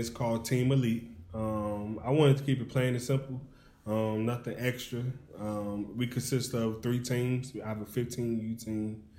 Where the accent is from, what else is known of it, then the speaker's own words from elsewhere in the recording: Hopkins Park, Illinois, United States; Man, all right … man. I'm from Hopkins Park.